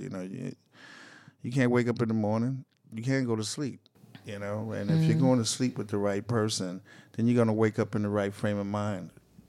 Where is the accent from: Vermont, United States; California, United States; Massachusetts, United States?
Massachusetts, United States; Boston; I mean, we grew up in Boston. Me and him had grown up in Boston together